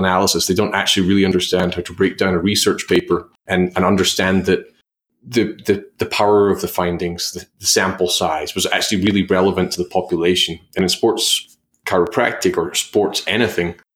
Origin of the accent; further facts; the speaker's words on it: Australia; being an Aussie